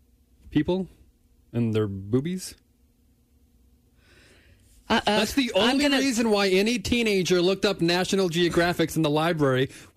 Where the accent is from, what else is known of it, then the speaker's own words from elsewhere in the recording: Iowa, United States; Northwest Iowa.